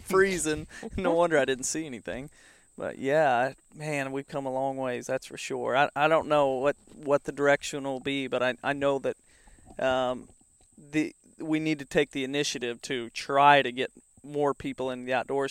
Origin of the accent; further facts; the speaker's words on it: the Ozarks, United States; I grew up in the Ozarks with the streams, and so there was all kinds of fishing around here